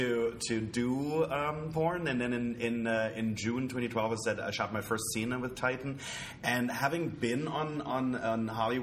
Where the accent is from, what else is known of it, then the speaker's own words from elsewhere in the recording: Germany; now in Los Angeles, United States; That's a German word because originally I'm from Germany.